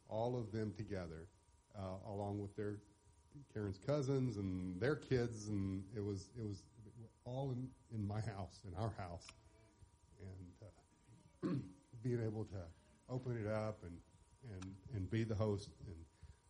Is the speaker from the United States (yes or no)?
yes; Mount Juliet, Tennessee, United States; I grew up right here in Mount Juliet.